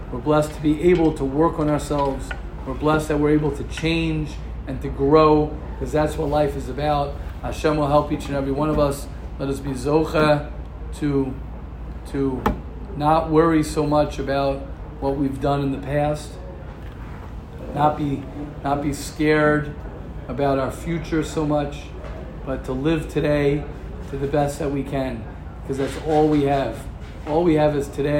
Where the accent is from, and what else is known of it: United States; moved away as an adult; now in Israel